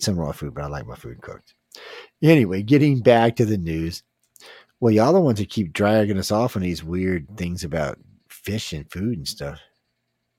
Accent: Louisiana, United States; I'm from Louisiana

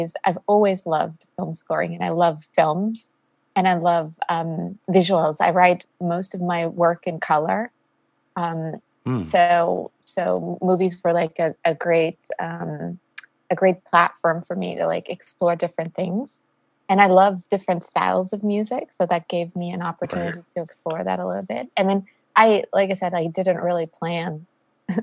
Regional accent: Austria; moved away; I'm originally from Austria, so even further east than DC

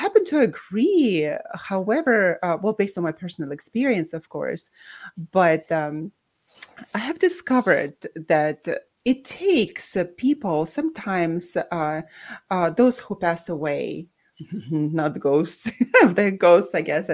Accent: Baku, Azerbaijan; moved away; born and raised in Baku, Azerbaijan, but that's also with a Russian background.

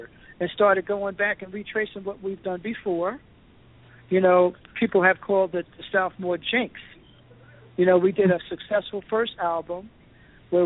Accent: East Orange, New Jersey, United States; moved away as an adult; also born or lived in Los Angeles; growing up in East Orange

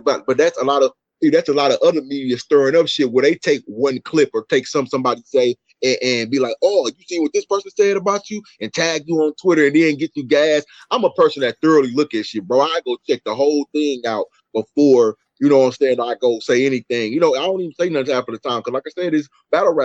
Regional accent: Milwaukee, Wisconsin, United States; I'm from little old Milwaukee

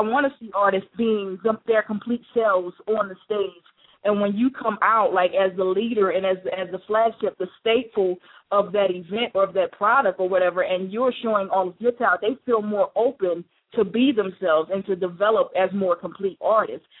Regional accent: Chester, Pennsylvania, United States; I'm actually from originally from Chester, Pennsylvania

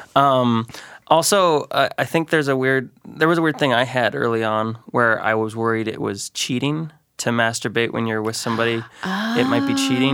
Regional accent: Great Falls, Montana, United States; moved away as an adult; now in Missoula, United States; I grew up in Great Falls, Montana.

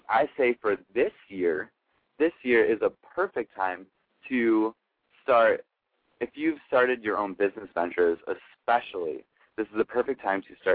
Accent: Cleveland, Ohio, United States; also born or lived in Buffalo, New York / Columbus, Ohio; we're from Cleveland. Like, it may be shitty, but, like, it's where we are. It's where we're from.

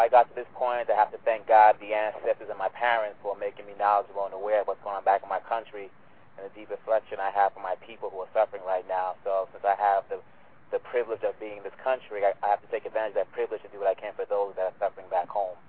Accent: Kinshasa, DR Congo; now in Los Angeles, United States; I'm from the Democratic Republic of Congo. We call it DRCongo for the love. I was born in Kinshasa, but I'm from Manyema on my dad's side and Kasai on my mom's side. Based out in Los Angeles.

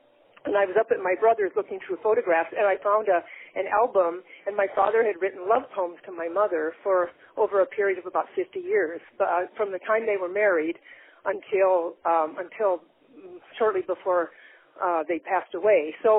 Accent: Chicago, Illinois, United States; now in Oregon, United States; Well, I'm from originally from Chicago, Illinois. My grandparents were immigrants from, it was then Yugoslavia, now it's Slovenia, but I moved out to Oregon in 1960 with my family

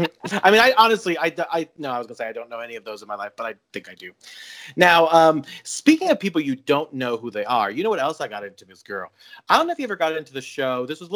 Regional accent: Colorado, United States; I watched Flava Flav's love life as a young child growing up

